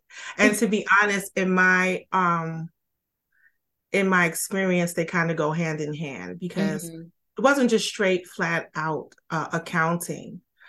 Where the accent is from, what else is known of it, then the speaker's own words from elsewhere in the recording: New York City, New York, United States; I grew up in Brooklyn, New York.